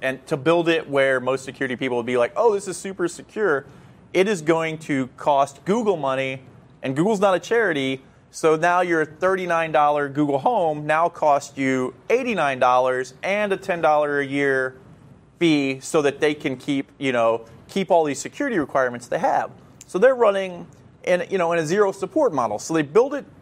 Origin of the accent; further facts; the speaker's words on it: United States; As an American